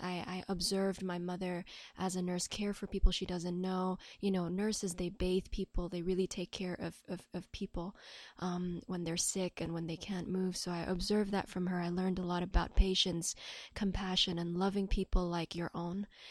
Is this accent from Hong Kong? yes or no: yes; Hong Kong; I'm born and raised in Hong Kong